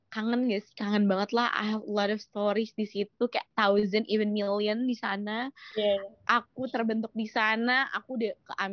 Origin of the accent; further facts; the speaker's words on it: Malang, East Java, Indonesia; aku juga dari Malang jadi kayak wah Malang tuh aku kayak I owe Malang so much gitu